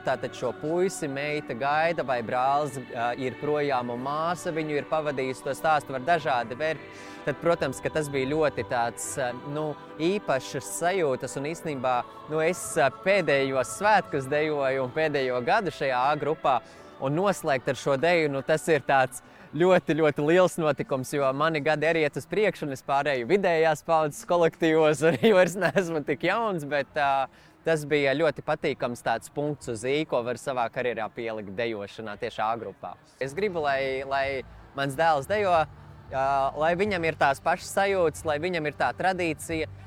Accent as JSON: {"language": "Latvian", "country": "Latvia"}